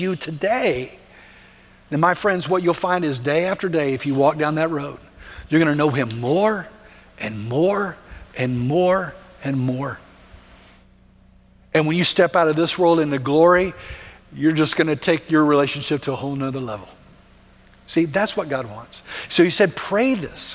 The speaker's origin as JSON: {"language": "English", "country": "United States", "said": "we don't think that way as American Christians"}